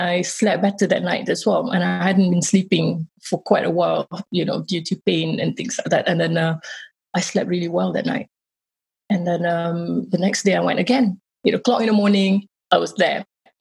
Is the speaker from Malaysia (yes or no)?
yes; Malaysia; born or raised there; moved away